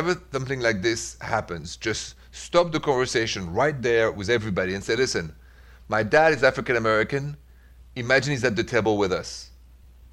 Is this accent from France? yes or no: yes; France; accent: thick accent; English is a second language; moved away as an adult; also born or lived in Midwest, United States; now in United States; Because that's where I'm from originally. But I've been here 22 years